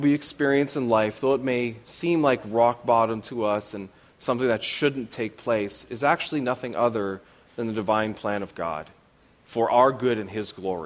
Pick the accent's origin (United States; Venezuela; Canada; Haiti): Canada; I am Canadian